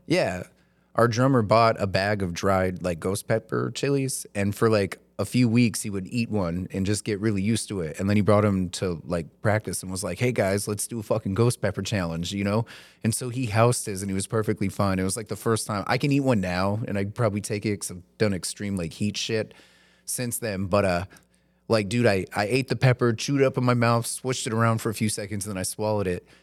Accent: the South, United States; moved away; I grew up in the South

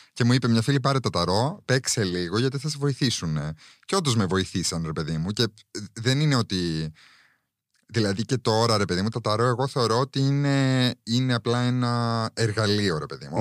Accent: Cyprus; now in Greece; εγώ μεγάλωσα, δεν μεγάλωσα εδώ, δεν μεγάλωσα στην Ελλάδα. Οπότε και εγώ μερικέ φορέ αυτά τα, τα cultural references ε, δεν τα καταλαβαίνω. Γιατί στην Κύπρο η αλήθεια είναι ότι δεν φοβόμασταν.

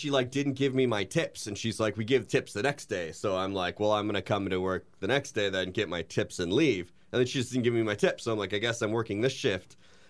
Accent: Wisconsin, United States; now in Indiana, United States; I was born in Wisconsin

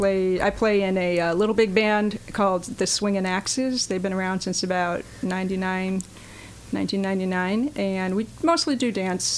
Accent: New York, United States; born there; Oh, that's a loaded question. But I was born in upstate New York, and I've lived in lots of places.

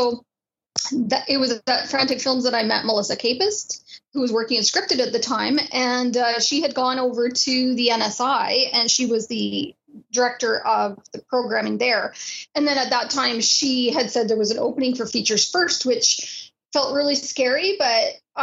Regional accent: Haliburton, Ontario, Canada; when I was a kid, I grew up in Halliburton, Ontario

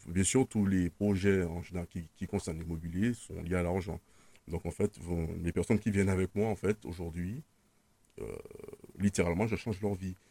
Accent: Martinique; moved away; also born or lived in Paris region / Switzerland; Je, je suis né en Martinique, j'ai grandi en Martinique, j'étais scolarisé en Martinique

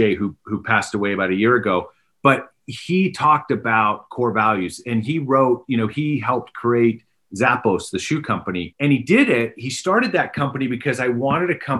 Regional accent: Canada; moved away as an adult; also born or lived in England; now in Pennsylvania, United States; I grew up in Canada

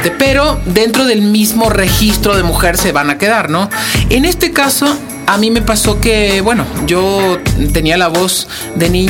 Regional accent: Argentina; now in Mexico City, Mexico; Y esto que soy argentino, ¿eh?

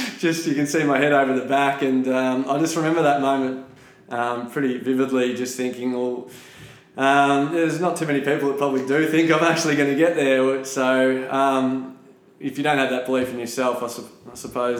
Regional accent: Shepparton, Victoria, Australia; born or raised there; now in Melbourne, Australia

